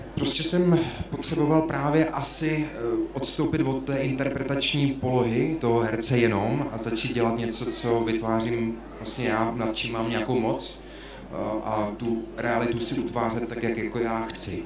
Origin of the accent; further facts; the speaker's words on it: Uherský Brod, Zlín Region, Czechia; moved away; pocházím z Horského Brodu